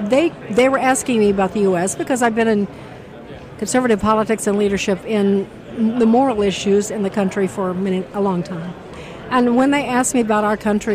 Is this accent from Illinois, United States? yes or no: yes; Chicago, Illinois, United States; I'm from Chicago